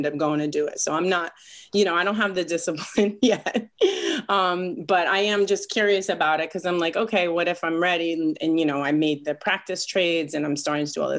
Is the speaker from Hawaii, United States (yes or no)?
no; Rhode Island, United States; now in New York City, United States; I'm from Rhode Island originally